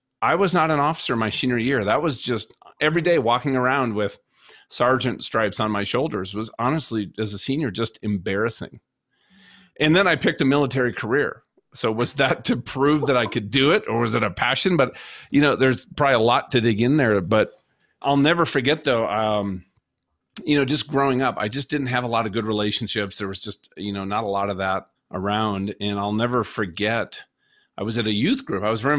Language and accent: English; Minnesota, United States; I grew up in Minnesota.